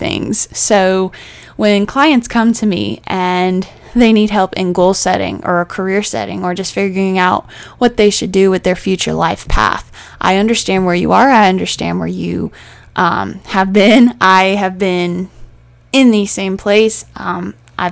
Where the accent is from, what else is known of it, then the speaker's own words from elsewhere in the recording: Charleston, South Carolina, United States; I am originally from Charleston, South Carolina, and I actually still live here. This is my home.